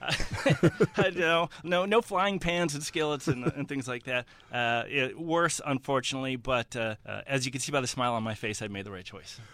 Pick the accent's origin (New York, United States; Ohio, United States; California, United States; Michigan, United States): Ohio, United States; Cleveland; I, I come from the East Side. I grew up eating, you know, moss ball soup and potato pancakes at Jewish delis